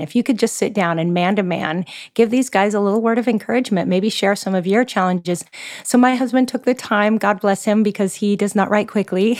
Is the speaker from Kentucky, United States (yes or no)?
no; Seattle, Washington, United States; moved away as an adult; now in Oahu, Hawaii, United States; I'm originally from the Pacific Northwest, so I'm a Seattle girl at heart